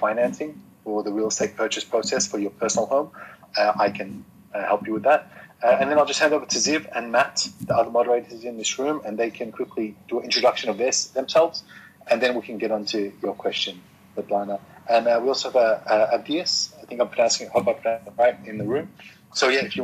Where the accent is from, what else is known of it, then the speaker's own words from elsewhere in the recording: Australia; now in Japan; So I'm from Australia